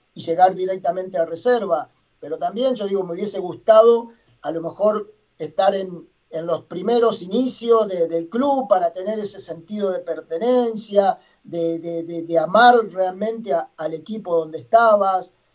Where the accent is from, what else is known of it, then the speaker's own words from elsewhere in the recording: Arocena, Santa Fe, Argentina; moved away as an adult; also born or lived in Chile; yo soy de Santa Fe, yo soy de un pueblito muy chico de Arocena, se llama, hasta 60 kilómetros de, de Santa Fe